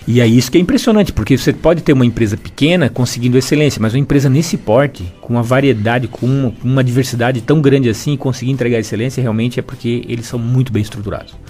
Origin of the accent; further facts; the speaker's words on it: Imbituba, Santa Catarina, Brazil; also born or lived in Florianópolis; Eu nasci em Imbituba, morei lá até os 17 anos